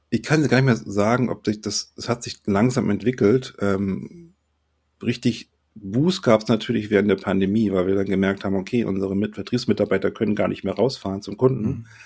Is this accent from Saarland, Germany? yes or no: no; Sylt, Schleswig-Holstein, Germany; Wobei ich bin eigentlich Norddeutscher, eigentlich sage ich Moin.